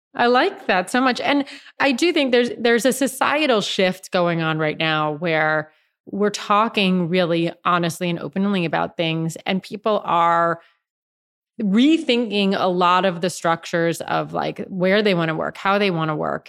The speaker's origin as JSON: {"language": "English", "area": "George Santos's congressional district", "region": "New York", "country": "United States", "tie": "born or raised there", "said": "I grew up in George Santos's district, That's where I grew"}